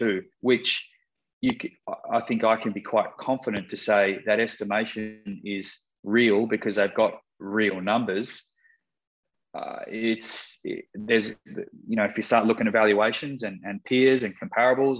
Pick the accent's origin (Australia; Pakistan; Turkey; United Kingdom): Australia; moved away; growing up in Australia and cutting some of my corporate cloth there